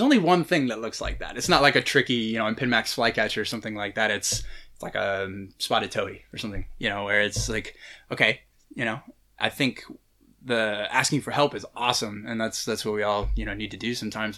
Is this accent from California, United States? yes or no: yes; California, United States; I grew up in California